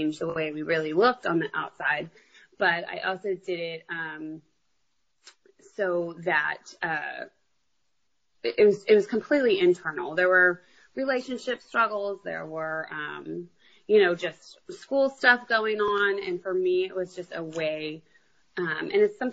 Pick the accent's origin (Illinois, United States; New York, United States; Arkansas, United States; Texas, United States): Texas, United States; San Antonio; I'm from San Antonio